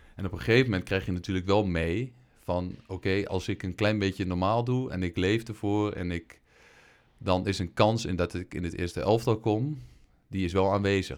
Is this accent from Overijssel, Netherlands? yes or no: yes; Geesteren, Overijssel, Netherlands; Ik kom uit Geesteren. Ja. Overijssel moet ik even bij zeggen.